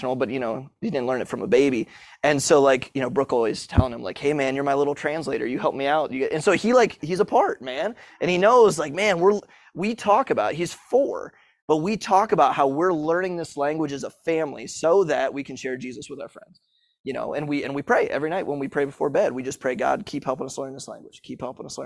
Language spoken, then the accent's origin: English; New Philadelphia, Ohio, United States; first language English; moved away as an adult; now in Budapest, Hungary; I'm from New Philadelphia, small little city